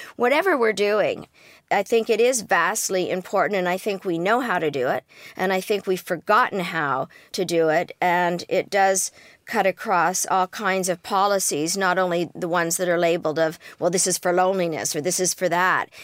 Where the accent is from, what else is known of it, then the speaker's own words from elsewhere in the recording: Canada; I am Canadian